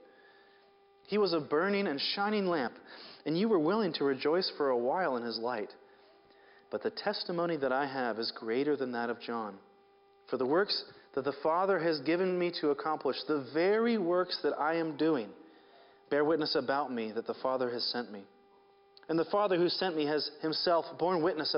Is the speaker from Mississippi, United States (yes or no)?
no; Seattle, Washington, United States; I grew up in Seattle, which is mostly hills like this